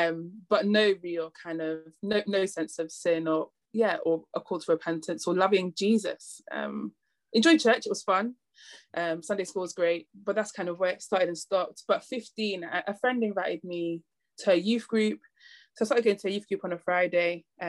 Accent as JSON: {"language": "English", "town": "Manchester", "region": "North West England", "country": "United Kingdom", "tie": "born or raised there", "accent": "northern", "moved": "yes", "lives_now": "London, United Kingdom", "said": "originally from Manchester. You'll hear it every now and again in my accent. My vowels will just appear super northern. So like pub, mum, grass, bath, classics. So everything from Manchester, grew up in Manchester with mum, sister and grandma."}